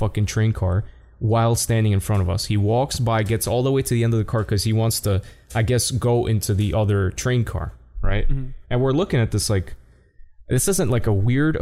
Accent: New York City, New York, United States; I'm from New York City

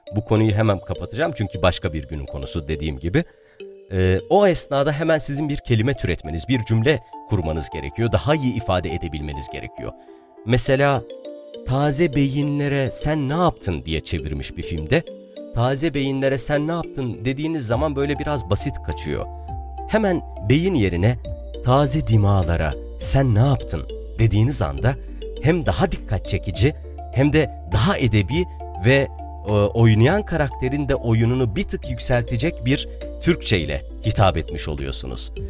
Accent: Harran, Şanlıurfa, Turkey; born or raised there; first language Arabic; Turkish is a second language

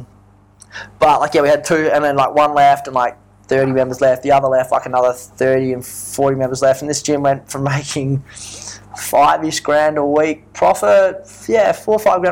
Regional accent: Port Hedland, Western Australia, Australia; now in Perth, Australia; So I grew up in Port Hedland, which is a small town.

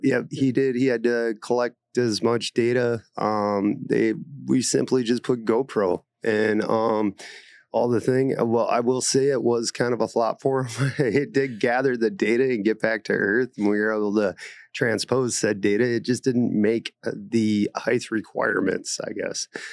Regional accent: Aberdeen, South Dakota, United States; moved away; I'm originally from Aberdeen, South Dakota.

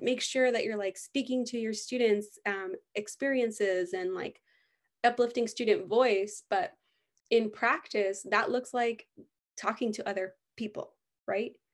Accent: United States; growing up in the United States

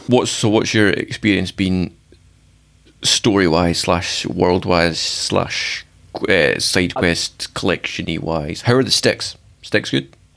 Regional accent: Scotland, United Kingdom; I'm from Scotland

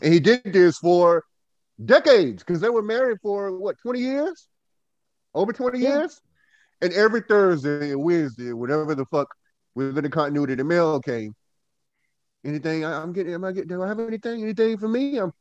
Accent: Goldsboro, North Carolina, United States; now in Winston-Salem, United States; From Goldsboro, North Carolina. Living in Winston-Salem.

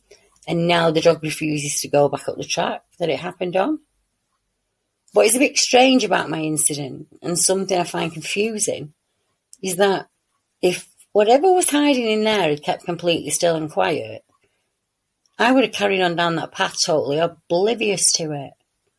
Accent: Newcastle, North East England, United Kingdom; I'm from Newcastle, so it's a bit a ways from me to get there, and a fair walk in once you're out of the car

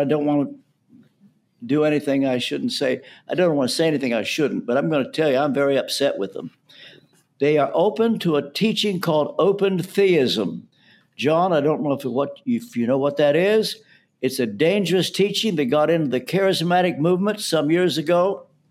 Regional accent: Ashland, Kentucky, United States; moved away as an adult; also born or lived in London; I'm from Ashland, Kentucky

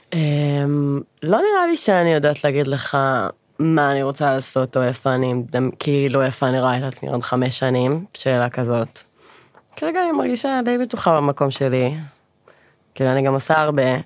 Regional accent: Sharon, Central District, Israel; moved away as an adult; now in Pardes Hanna, Israel; במקור אני מאוד השרון

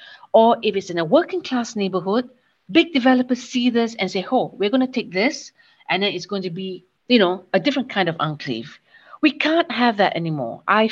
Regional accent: Terengganu, Malaysia; now in Kuala Lumpur, Malaysia; my hometown in Terengganu, granted Terengganu is mostly Malay Muslim

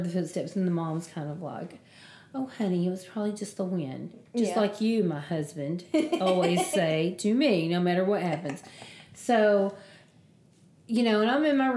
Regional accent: Southern United States, United States; I'm not from the Deep South, but I am from Southern United States

